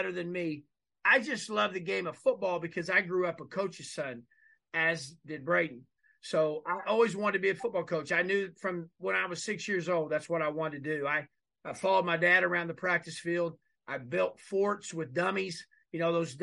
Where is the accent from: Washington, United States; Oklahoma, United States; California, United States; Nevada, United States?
Oklahoma, United States; Eastern; moved away; we're both from Oklahoma